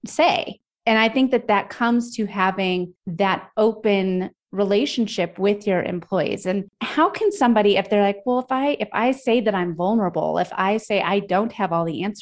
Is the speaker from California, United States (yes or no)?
no; Denver, Colorado, United States; I'm from Denver